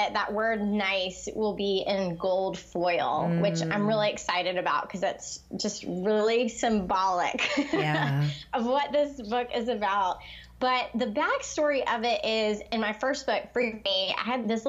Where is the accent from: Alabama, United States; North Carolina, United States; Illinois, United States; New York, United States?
North Carolina, United States; Charlotte; And then I'm from Charlotte, like you. And what we also discovered is that we grew up in the same neighborhood.